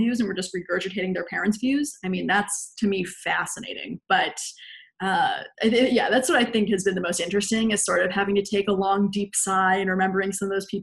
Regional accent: Jacksonville, Florida, United States; now in New York City, United States; I come from Jacksonville, Florida

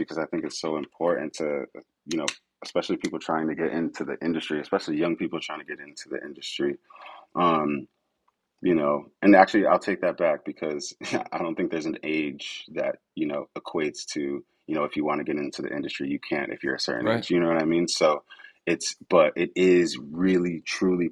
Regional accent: Connecticut, United States; moved away; I'm from Connecticut, back home in Connecticut.

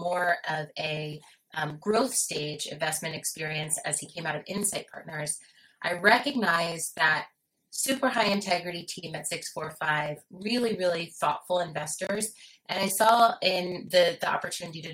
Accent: Philadelphia, Pennsylvania, United States; I'm from Philadelphia, and I've spent most of my life and career on the East Coast of the U.S.

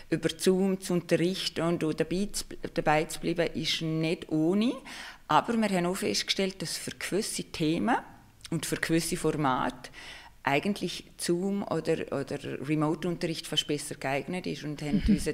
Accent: Liechtenstein; Aber ursprünglich komme ich aus dem Liechtenstein

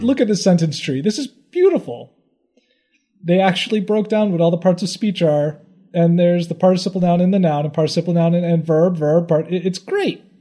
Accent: Midwest, United States; being a Midwesterner

